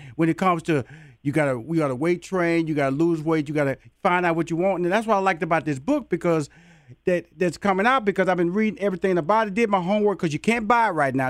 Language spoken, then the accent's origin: English; Houston, Texas, United States; my hometown of Houston, Texas